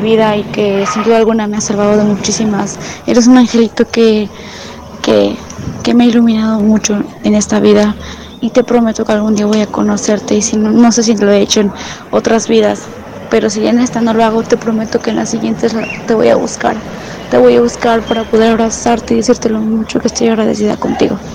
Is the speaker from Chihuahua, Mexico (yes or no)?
no; Puebla, Mexico; soy de Puebla